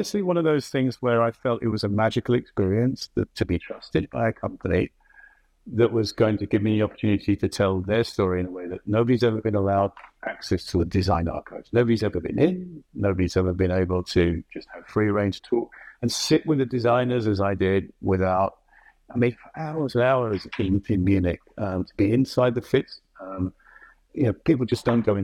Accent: England, United Kingdom; moved away as an adult; now in New York, United States; I'm English

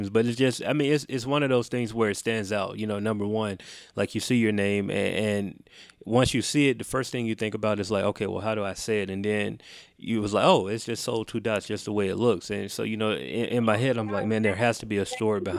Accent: Chicago, Illinois, United States; And, and growing up in Chicago, it's I mean it's no it's no, you know, it's almost a story that we hear a little too often about you know the city of Chicago. And, and you know I don't live there

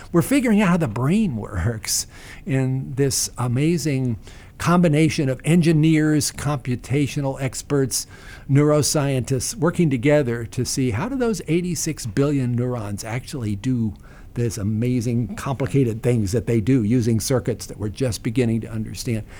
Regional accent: Staunton, Virginia, United States; Stanton, Virginia, my hometown

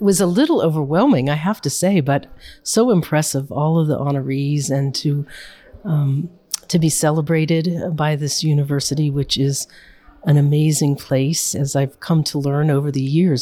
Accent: United States; me as an American

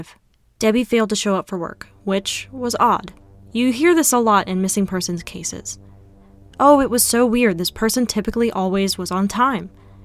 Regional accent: North Carolina, United States; With my home state being North Carolina

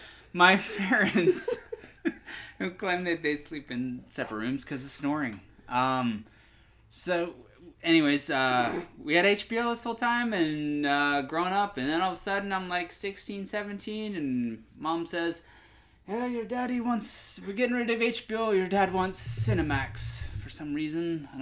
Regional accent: Kuwait; born there; And then I was born in Kuwait.

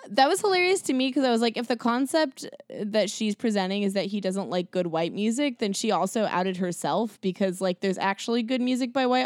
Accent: Seattle, Washington, United States; I grew up in Seattle, which is like white music topia.

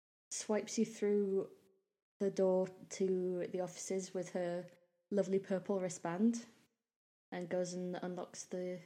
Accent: United Kingdom; We're British

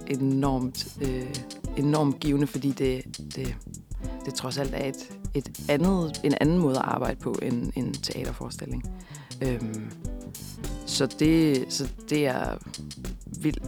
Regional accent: Kolding, Southern Denmark, Denmark; moved away as an adult; also born or lived in Copenhagen; jeg er opvokset i Kolding

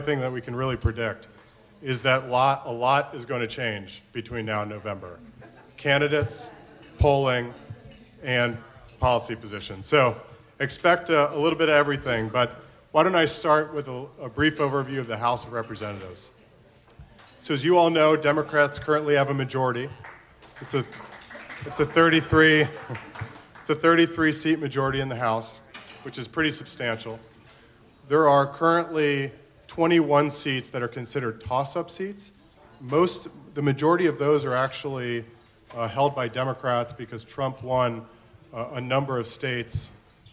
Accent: Florida, United States; moved away; my home state of Florida

